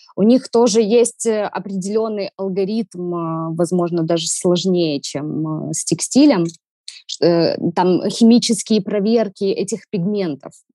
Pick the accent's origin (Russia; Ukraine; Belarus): Ukraine; Odesa, Odesa Oblast; Я одесситка с берберскими корнями